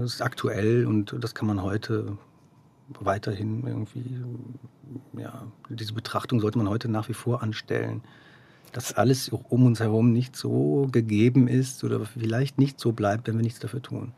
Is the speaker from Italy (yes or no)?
no; Dortmund, North Rhine-Westphalia, Germany; now in Zurich, Switzerland; Ich bin in Dortmund geboren und aufgewachsen.